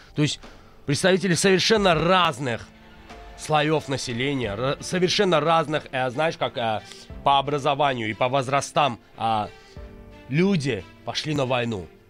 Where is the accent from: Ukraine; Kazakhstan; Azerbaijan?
Azerbaijan; я азербайджанец